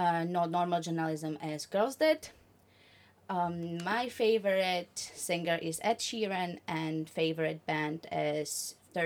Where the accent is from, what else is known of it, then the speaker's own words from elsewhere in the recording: Slovakia; moved away; I'm 20 and I'm from Slovakia.